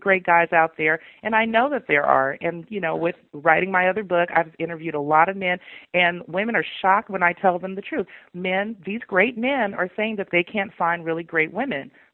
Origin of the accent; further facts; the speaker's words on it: the South, United States; I'm from the South